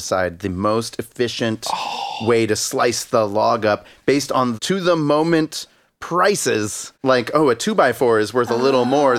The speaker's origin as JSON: {"language": "English", "town": "Miami", "region": "Florida", "country": "United States", "tie": "born or raised there", "moved": "yes", "said": "I grew up in the Seattle of Florida, Miami."}